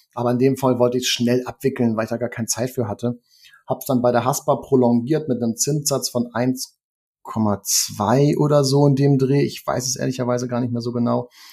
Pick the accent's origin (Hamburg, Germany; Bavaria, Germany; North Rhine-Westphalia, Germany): Hamburg, Germany; also born or lived in Norderstedt; im Norden von Hamburg, in Niendorf, wo ich groß geworden bin